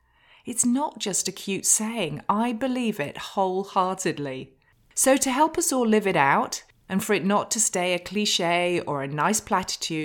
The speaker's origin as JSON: {"language": "English", "country": "United Kingdom", "moved": "yes", "lives_now": "United States", "said": "I'm a Brit. So despite living in the USA"}